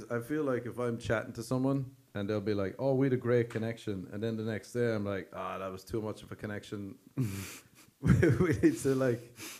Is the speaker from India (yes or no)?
no; Ireland; when I was growing up in Ireland